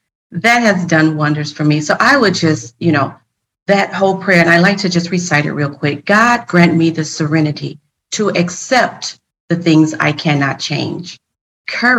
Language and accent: English; Oakland, California, United States; moved away; also born or lived in Colorado Springs / Phoenix; Growing up where I grew up in Oakland, I saw things.